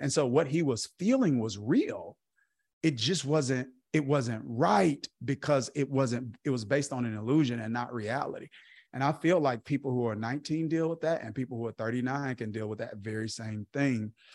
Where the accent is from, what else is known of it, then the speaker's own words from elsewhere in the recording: Kilmichael, Mississippi, United States; I grew up in Kilmiah, Mississippi